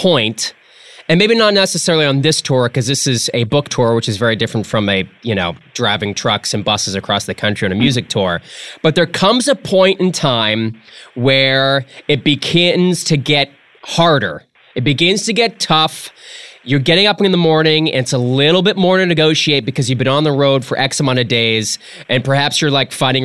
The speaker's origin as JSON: {"language": "English", "region": "New England", "country": "United States", "moved": "yes", "said": "I'm from New England originally."}